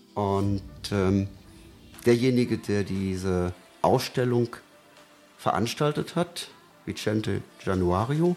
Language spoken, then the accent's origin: German; Brühl, North Rhine-Westphalia, Germany; moved away as an adult; also born or lived in Hürth / Lechenich; now in Cologne, Germany; ich bin waschechter Brühler, habe in Brühl natürlich dann auch schon viel fotografiert